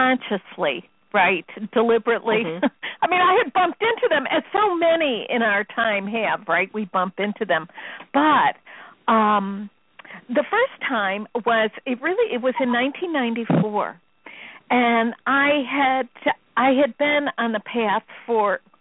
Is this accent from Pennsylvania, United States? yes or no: no; Chicago, Illinois, United States; I'm from Chicago. We don't use words like that.